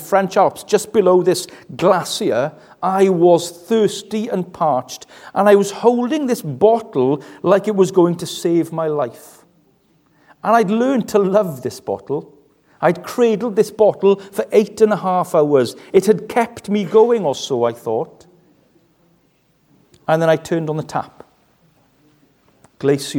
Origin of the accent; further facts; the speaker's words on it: West Wales, United Kingdom; I come from West Wales, which means I'm a little bit tight.